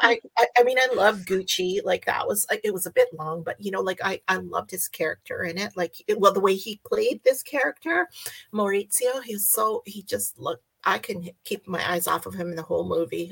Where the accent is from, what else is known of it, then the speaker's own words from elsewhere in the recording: Canada; I'm Canadian